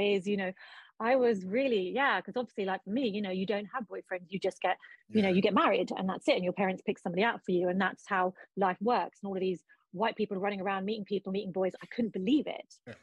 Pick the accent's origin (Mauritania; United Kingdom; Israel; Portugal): United Kingdom; London; also born or lived in Pakistan; I was born in London, but raised in London and Pakistan